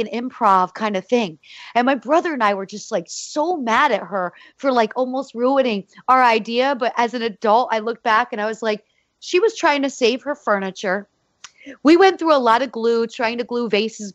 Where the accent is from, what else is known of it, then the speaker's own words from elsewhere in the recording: Easton, Pennsylvania, United States; I grew up in Easton, Pennsylvania, home of Larry Holmes.